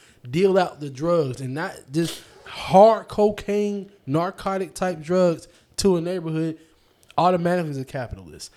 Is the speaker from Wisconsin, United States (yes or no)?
no; Atlanta, Georgia, United States; I grew up in Atlanta.